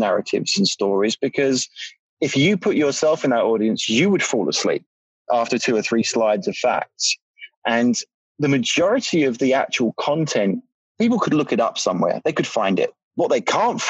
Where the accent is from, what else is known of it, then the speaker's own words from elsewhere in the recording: United Kingdom; I'm British